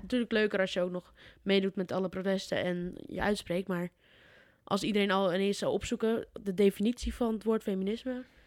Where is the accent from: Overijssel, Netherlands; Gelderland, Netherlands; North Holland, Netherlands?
Gelderland, Netherlands; Putten; moved away; bij ons in Putten